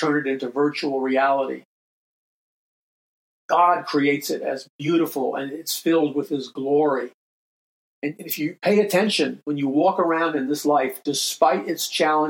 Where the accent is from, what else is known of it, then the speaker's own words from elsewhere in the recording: New York City, New York, United States; moved away; also born or lived in Hollywood Hills; Growing up in New York City